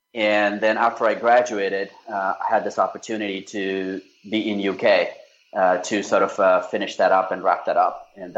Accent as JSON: {"language": "English", "country": "India", "tie": "born or raised there", "also_born_or_lived": "Australia / Japan / United Kingdom", "said": "I grew up in India. My dad was in the armed forces, so we never really stayed in one city for more than a few years."}